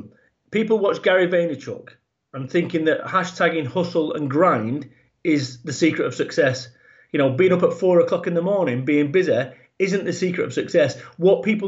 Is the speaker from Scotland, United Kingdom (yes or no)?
no; Salford, North West England, United Kingdom; I was born over in Manchester in the UK, and I was brought up in a working class environment